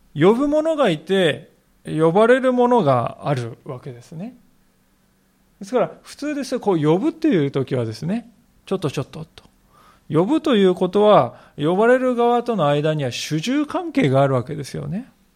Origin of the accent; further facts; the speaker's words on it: Japan; そういう国 に私たち生かされております